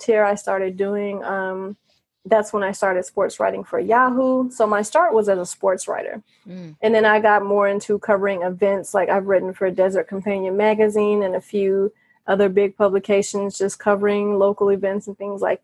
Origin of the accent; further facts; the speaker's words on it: Gary, Indiana, United States; moved away as an adult; now in Las Vegas, United States; I'm from Indiana. I was born in Gary